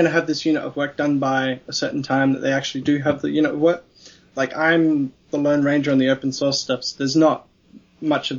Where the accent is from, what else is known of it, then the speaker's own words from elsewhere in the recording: Australia; also born or lived in Melbourne; as an Australian